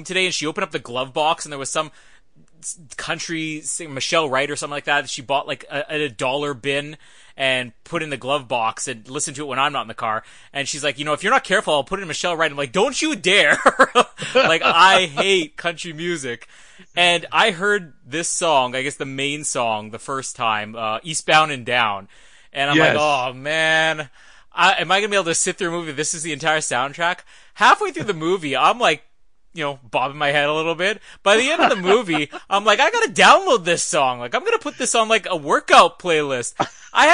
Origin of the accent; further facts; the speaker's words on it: Canada; I'm Canadian